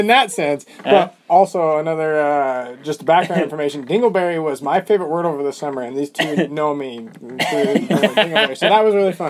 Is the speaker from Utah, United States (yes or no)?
yes; Bountiful, Utah, United States; From the Land of Plenty, Bountiful, Utah.